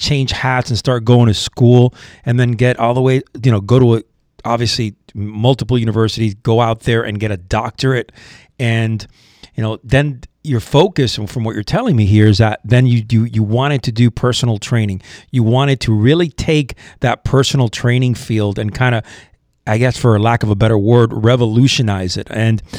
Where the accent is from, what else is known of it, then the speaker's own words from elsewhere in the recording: Miami, Florida, United States; I was born and raised in Miami, so I know all about that, Los Barrios